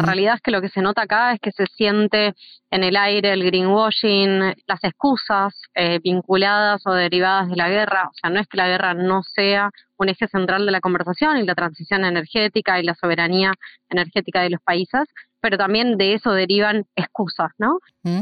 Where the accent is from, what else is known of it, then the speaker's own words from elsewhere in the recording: Argentina; also born or lived in outskirts of Buenos Aires; en donde vivo yo, en una zona rural, en Argentina, en las afueras de Buenos Aires